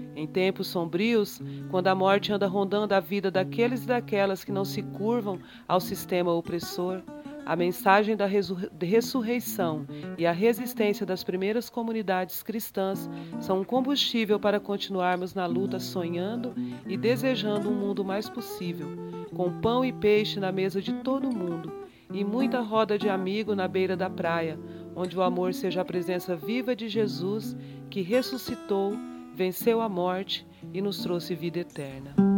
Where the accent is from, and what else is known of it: Mato Grosso do Sul, Brazil; born or raised there; also born or lived in São Paulo / Dourados